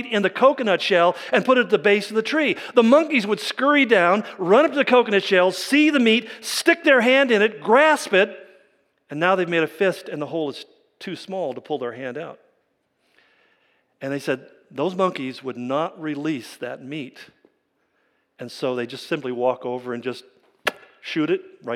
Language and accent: English; California, United States; where I grew up in California